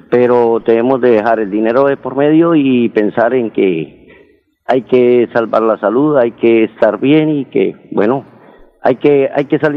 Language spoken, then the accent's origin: Spanish; Bucaramanga, Santander, Colombia; yo lo que quería decirle a mi pueblo colombiano y en especial a mi Bucaramanga